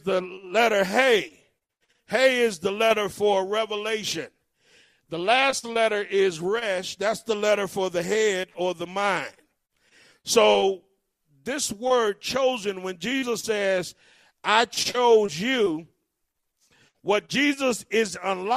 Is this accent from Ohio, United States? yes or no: yes; Cleveland, Ohio, United States; I grew up in Cleveland, Ohio